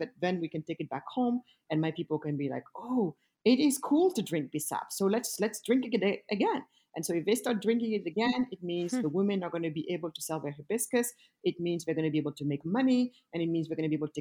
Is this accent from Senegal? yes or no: yes; Senegal; also born or lived in Germany / France; now in United States; I am originally from Senegal, the west coast of Africa.